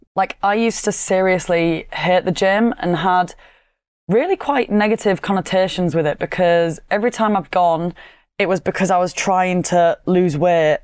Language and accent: English; Yorkshire and the Humber, United Kingdom; accent: Yorkshire; my monotone Yorkshire accent